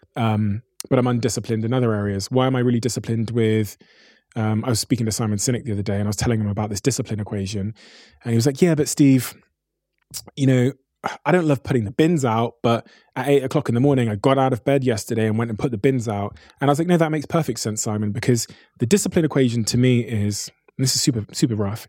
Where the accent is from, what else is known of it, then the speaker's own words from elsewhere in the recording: Plymouth, South West England, United Kingdom; also born or lived in Botswana; growing up in Plymouth in like 1994